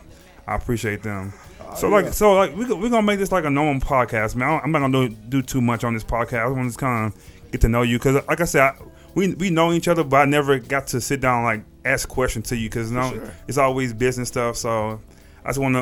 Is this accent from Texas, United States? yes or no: yes; Texas, United States; I'm from Texas too